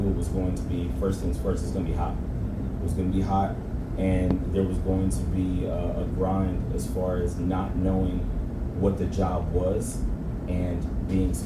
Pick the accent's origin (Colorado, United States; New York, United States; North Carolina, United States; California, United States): North Carolina, United States; Raleigh; now in San Antonio, United States; I'm originally from Raleigh, North Carolina.